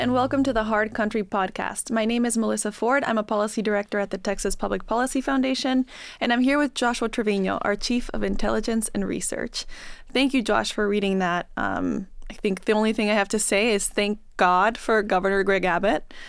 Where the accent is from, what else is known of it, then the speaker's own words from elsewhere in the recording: Bolivia; now in United States; in Bolivia, history classes looked a lot different than they did here